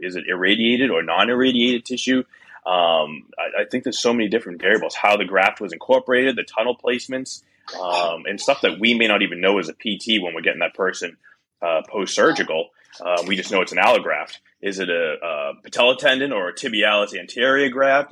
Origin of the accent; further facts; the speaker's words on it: Boston, Massachusetts, United States; as a Bostonian